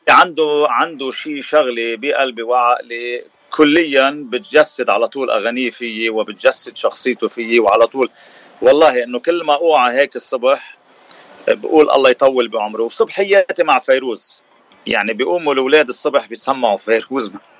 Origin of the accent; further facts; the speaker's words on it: Sidon, South Governorate, Lebanon; moved away as an adult; also born or lived in Bikfaya, Lebanon; now in Washington, D.C., United States; لبناني أه الاصل من صيدا وسكان بكفيا